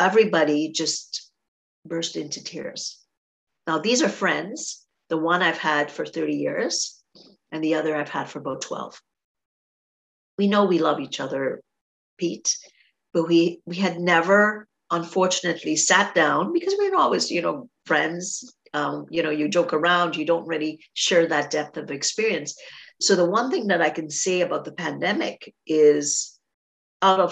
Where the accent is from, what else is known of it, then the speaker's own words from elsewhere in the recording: Trinidad & Tobago; now in Canada; I grew up in Trinidad